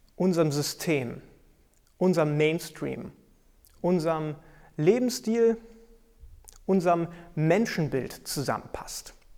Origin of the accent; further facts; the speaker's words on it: Germany; bei uns in Deutschland